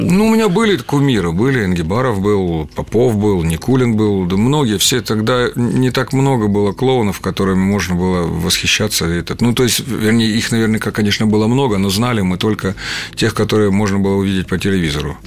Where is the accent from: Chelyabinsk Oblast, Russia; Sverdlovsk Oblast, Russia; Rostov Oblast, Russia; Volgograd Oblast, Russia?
Rostov Oblast, Russia; Taganrog; born or raised there; moved away as an adult; also born or lived in Voronezh; now in Moscow, Russia